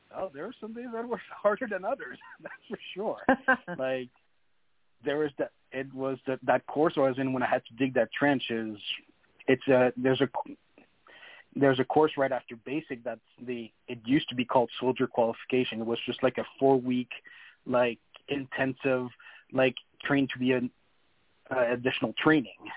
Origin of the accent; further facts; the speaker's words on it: New Brunswick, Canada; first language French; English is a second language; I'm from New Brunswick